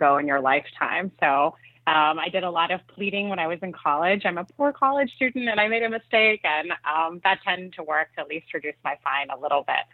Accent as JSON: {"language": "English", "country": "Switzerland", "moved": "yes", "said": "I'm originally from Switzerland"}